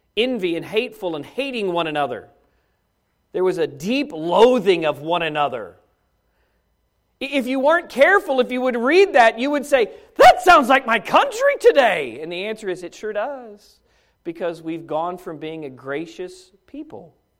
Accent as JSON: {"language": "English", "country": "United States", "said": "as an American citizen"}